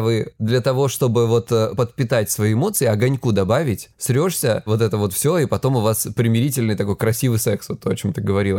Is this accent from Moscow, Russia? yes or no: no; Krasnodar Krai, Russia; я с Кубани